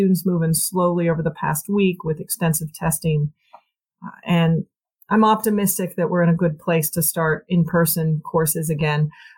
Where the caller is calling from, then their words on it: Philadelphia, Pennsylvania, United States; I'm calling in from Philadelphia, Pennsylvania, your old hometown